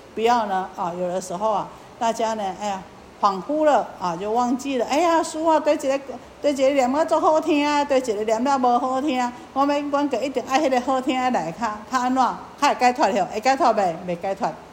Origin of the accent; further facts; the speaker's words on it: Taiwan; 我们台湾话讲客俗语